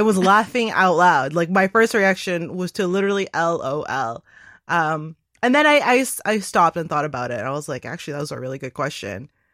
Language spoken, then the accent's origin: English; Toronto, Ontario, Canada; I grew up in Toronto which is one of the most multicultural cities in the world.